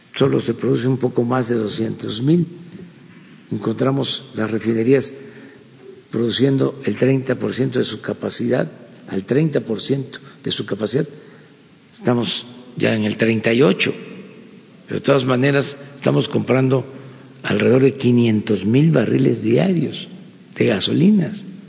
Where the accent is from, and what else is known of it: Mexico